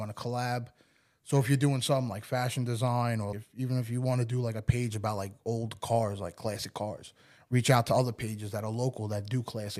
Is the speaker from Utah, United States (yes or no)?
no; New York, United States; moved away as an adult; now in Port St. Lucie, United States; being like a New Yorker in Florida